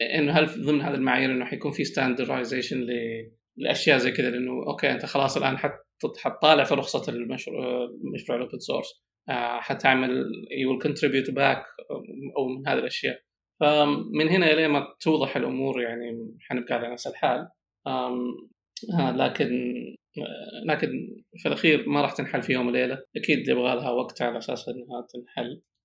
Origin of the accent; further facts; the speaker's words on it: Saudi Arabia; اني كسعودي طبعا انا سعودي